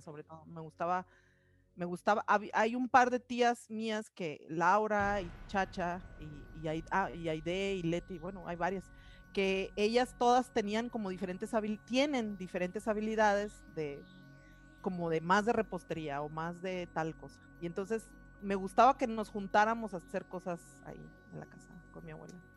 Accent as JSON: {"language": "Spanish", "town": "Hermosillo", "region": "Sonora", "country": "Mexico", "tie": "born or raised there", "also_born_or_lived": "north of England", "moved": "as an adult", "lives_now": "Colima, Mexico", "said": "Yo nací en, en Hermosillo, Sonora. y soy parte de una familia, tengo dos hermanos, soy la hermana mayor, y eh, desde muy chica eh, vivimos en, en, el norte de la ciudad de Hermosillo"}